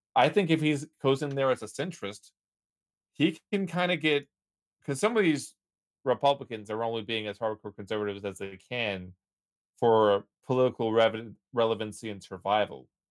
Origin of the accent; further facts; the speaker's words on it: Texas, United States; I was born in Texas, but my, my ancestry comes back from Scotland